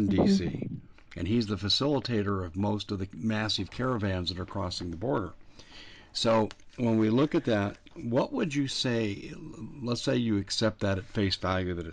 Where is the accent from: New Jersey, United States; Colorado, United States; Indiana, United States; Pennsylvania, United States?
Colorado, United States; moved away; I'm from Colorado